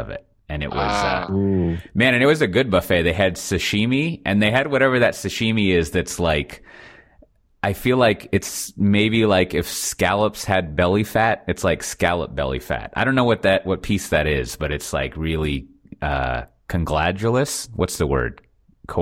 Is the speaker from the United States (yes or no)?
yes; Austin, Texas, United States; moved away as an adult; now in Amsterdam, Netherlands; I'm from Austin